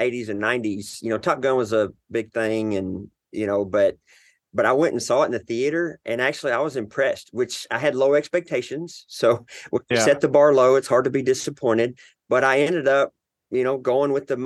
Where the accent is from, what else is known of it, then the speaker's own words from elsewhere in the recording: Arkansas, United States; So I'm in the South in Arkansas. I don't know if you can tell by my accent